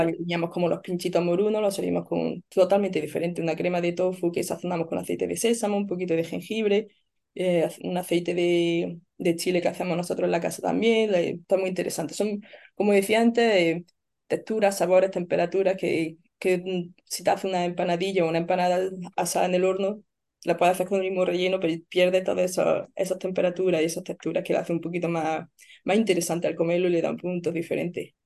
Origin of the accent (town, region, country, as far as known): Spain; moved away as an adult; now in Melbourne, Australia